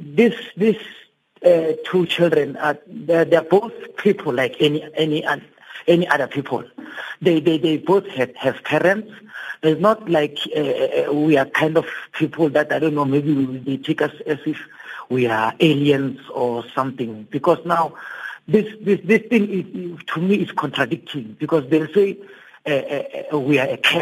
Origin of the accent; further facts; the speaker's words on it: Daveyton, Gauteng, South Africa; where I grew up in Davidton